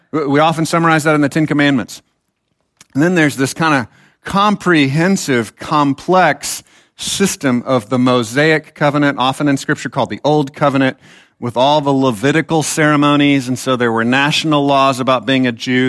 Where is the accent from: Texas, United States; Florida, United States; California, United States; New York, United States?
Texas, United States; I actually am a Texan